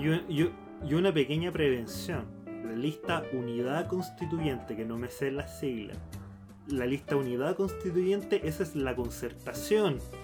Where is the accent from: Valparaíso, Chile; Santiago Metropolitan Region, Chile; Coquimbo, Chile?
Santiago Metropolitan Region, Chile; Santiago; somos de Santiago